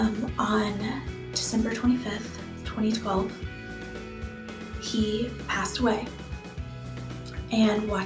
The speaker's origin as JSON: {"language": "English", "town": "Austin", "region": "Texas", "country": "United States", "tie": "born or raised there", "said": "I am a native Austinite. I grew up in Northwest Austin"}